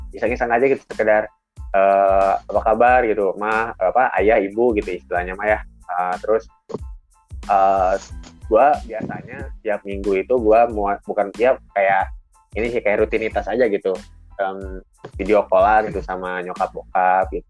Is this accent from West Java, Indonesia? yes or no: yes; Bandung, West Java, Indonesia; now in Bogor, Indonesia; bahkan ya gue kan sebenarnya asli Bandung nih gue asli Bandung sebenarnya ya cuman gue sekarang tinggalnya di Bogor jadi uh, homesick ya